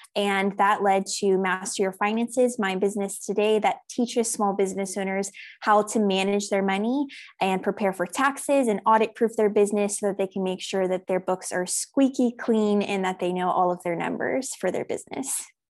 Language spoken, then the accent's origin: English; South Africa; also born or lived in United States; I'm originally from the United States, but I actually moved to South Africa when I was six years old. So I did all of my primary school, high school education here